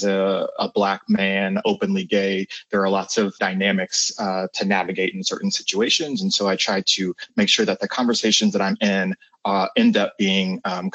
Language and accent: English; Columbus, Ohio, United States; I'm from Columbus, Ohio. I lived here all my life.